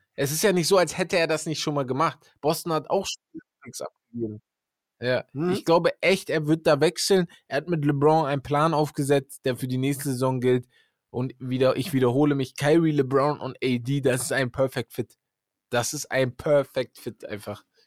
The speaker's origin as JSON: {"language": "German", "region": "Hamburg", "country": "Germany", "moved": "yes", "lives_now": "Siegerland, Germany", "said": "ich komme aus Hamburg"}